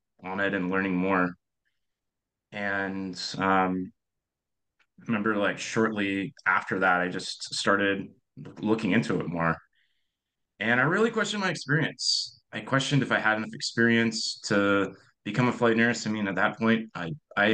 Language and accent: English; Seattle, Washington, United States; moved away as an adult; now in Northern California, United States; I'm originally from Seattle